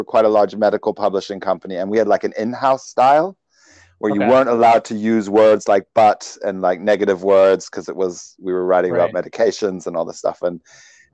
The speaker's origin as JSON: {"language": "English", "country": "Sweden", "tie": "born or raised there", "moved": "yes", "said": "I was born in Sweden."}